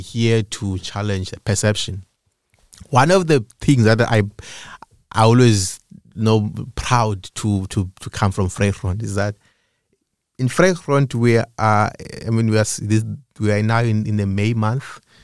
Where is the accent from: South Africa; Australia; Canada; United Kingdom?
South Africa; Eastern Cape; moved away as an adult; now in Cape Town, South Africa; I was born in Cape Town, but I grew up in the Eastern Cape.